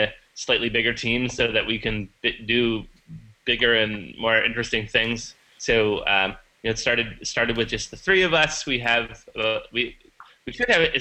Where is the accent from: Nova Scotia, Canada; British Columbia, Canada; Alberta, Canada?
British Columbia, Canada; Vancouver; moved away; the Vancouver Art Gallery in my hometown